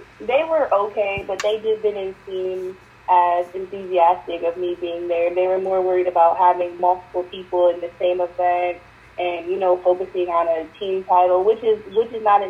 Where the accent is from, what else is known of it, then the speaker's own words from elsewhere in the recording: Mentor, Ohio, United States; also born or lived in Painesville, Ohio; in 6th grade, I moved to Mentor, Ohio, stayed there all the way up until my graduation year in high school